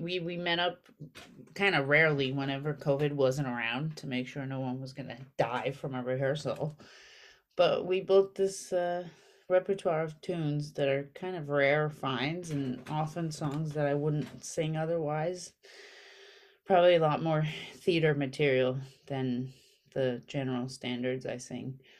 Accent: Armenia; now in New York, United States; I grew up very poor in Armenia

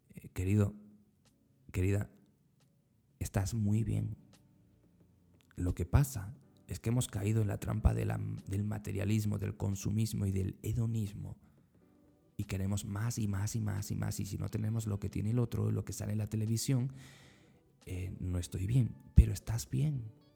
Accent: Spain; moved away as an adult; now in Central America; en mi país, en España

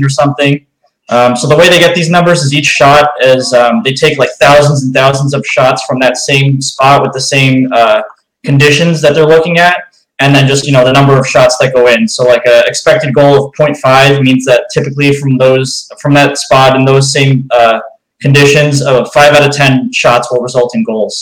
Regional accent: New York, United States; now in Chicago, United States; I'm from New York. I live in Chicago now

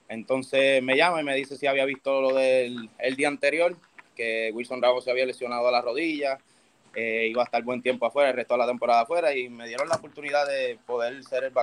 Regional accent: Bayamón, Puerto Rico; also born or lived in Toa Alta; soy de Bayamón, nacido y criado en Bayamón

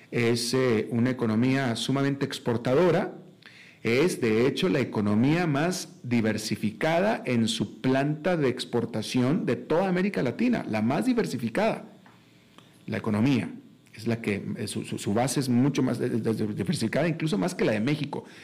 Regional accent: Brazil; Spanish is a second language; moved away as an adult; now in Costa Rica; Yo soy brasileño

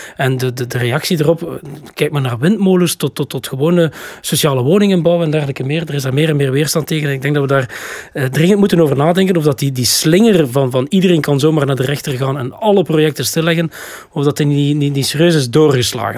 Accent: Flanders, Belgium; wij zijn als Vlamingen, van onze Vlaamse natie

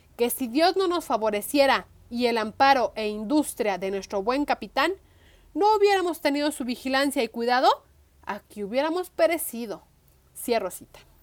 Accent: Guadalajara, Jalisco, Mexico; como tapatía

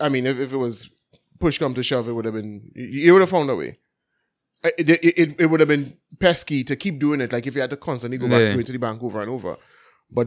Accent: Belmont, Port of Spain, Trinidad & Tobago; Yeah. Well, I'm from Port of Spain, so I mean... Yeah. I'm from Belmont, bro, so that's why I'm registered to vote anyway.

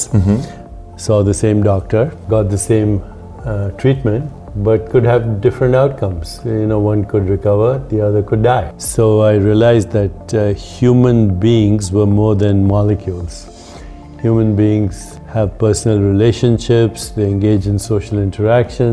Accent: India; accent: Indian; moved away as an adult; also born or lived in Boston, United States; now in United States; I grew up in India.

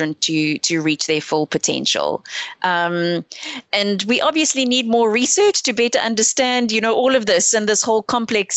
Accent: South Africa; as South African scientists and researchers

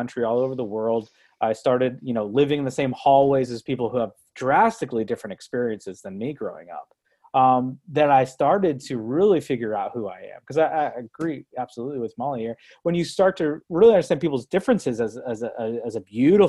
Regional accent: Brooksville, Florida, United States; moved away as an adult; also born or lived in Owensboro, Kentucky; now in Louisville, United States; I grew up in Brooksville, Florida, an hour north of Tampa

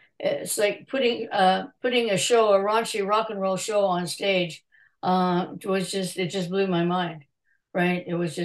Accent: Canada; now it's and CA is good because I am Canadian.

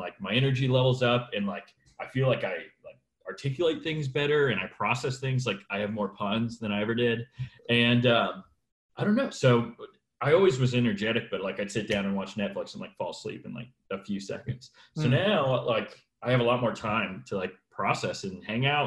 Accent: Springboro, Ohio, United States; moved away as an adult; also born or lived in Lexington, Kentucky / Iowa; now in Louisville, United States; I'm a realtor here in Louisville, but I'm from Ohio

